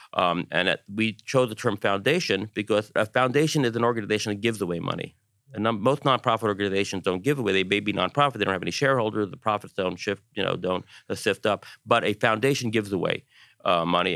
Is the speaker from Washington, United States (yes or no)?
no; New York, United States; as a New Yorker